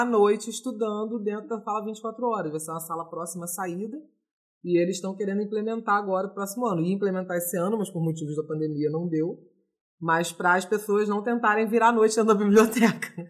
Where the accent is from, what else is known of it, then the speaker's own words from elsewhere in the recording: Rio de Janeiro, Brazil; now in Curitiba, Brazil; Eu sou carioca, mas moro em Curitiba.